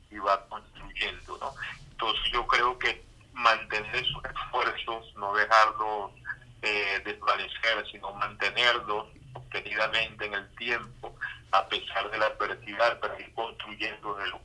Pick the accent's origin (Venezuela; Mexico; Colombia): Venezuela; merecemos convivir como hermanos, como venezolanos que somos.